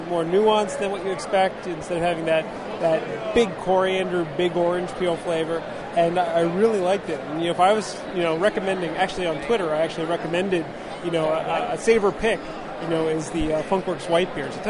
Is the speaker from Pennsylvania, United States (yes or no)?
yes; Pennsylvania, United States; moved away; I come from Pennsylvania